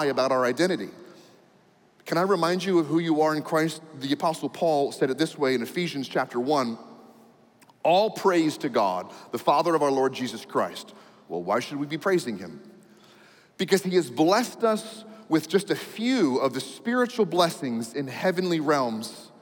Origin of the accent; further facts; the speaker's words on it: United States; I'm an American